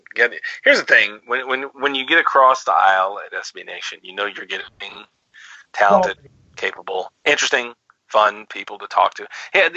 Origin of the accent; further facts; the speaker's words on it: Texas, United States; I think I read a book when I was about 8 years old growing up in Texas.